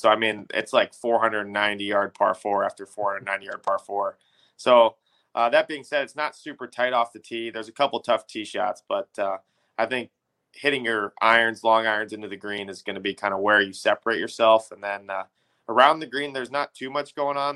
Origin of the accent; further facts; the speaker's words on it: Illinois, United States; growing up in Illinois